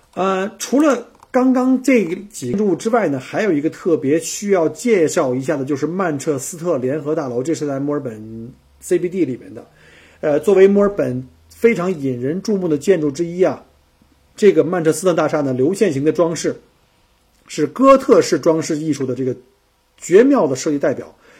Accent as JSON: {"language": "Chinese", "region": "Beijing", "country": "China", "moved": "yes", "lives_now": "Melbourne, Australia", "said": "我是北京来的"}